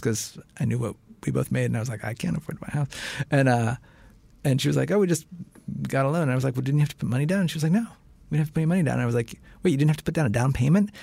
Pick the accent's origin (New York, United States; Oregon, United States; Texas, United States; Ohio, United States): Ohio, United States; Cincinnati; moved away; I grew up in Cincinnati. I went to public school in Cincinnati.